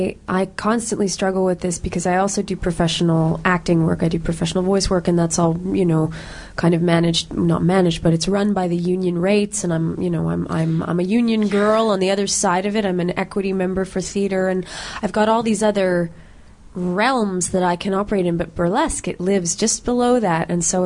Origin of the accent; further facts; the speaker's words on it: Canada; We're all Canadian performers, and this art form really is an American kind of traditional art form. I mean, we had burlesque here in Montreal in the 20s and 30s, 40s.